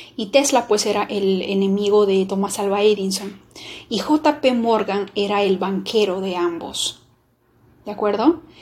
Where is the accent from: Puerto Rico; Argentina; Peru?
Peru; mi país